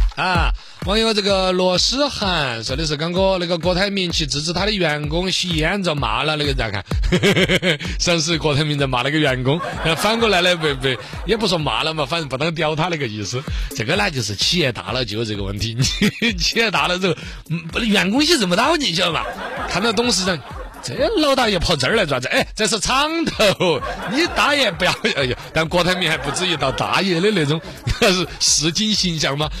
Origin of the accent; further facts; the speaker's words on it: China; 我们中国人